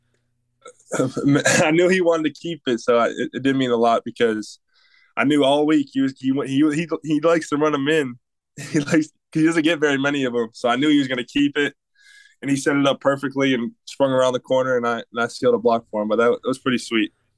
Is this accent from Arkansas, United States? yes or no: no; Michigan, United States; moved away; I'm from Michigan